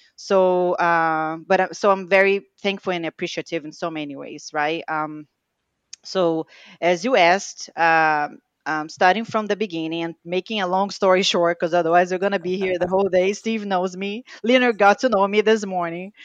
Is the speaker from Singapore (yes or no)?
no; Rio de Janeiro, Brazil; English is a second language; now in United States; I was born in Brazil, uh, raised and born there, uh, Rio de Janeiro